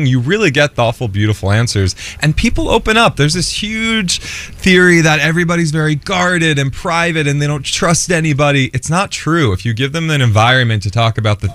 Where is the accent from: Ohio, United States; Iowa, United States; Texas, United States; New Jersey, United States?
New Jersey, United States; Jersey Shore; I'm from the Jersey Shore.